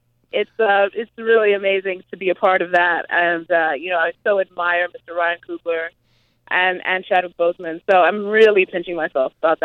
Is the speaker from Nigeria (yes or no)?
no; Zimbabwe; also born or lived in Grinnell, Iowa, United States; now in United States; I grew up in Zimbabwe